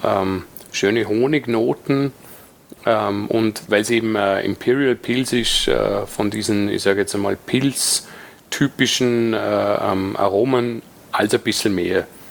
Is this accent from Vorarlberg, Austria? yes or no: yes; Dornbirn, Vorarlberg, Austria; bei uns in Dornbirn